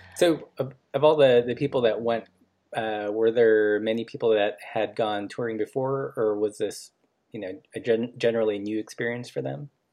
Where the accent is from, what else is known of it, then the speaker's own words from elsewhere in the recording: Los Angeles, California, United States; also born or lived in Portland; now in Missoula, United States; I grew up in Los Angeles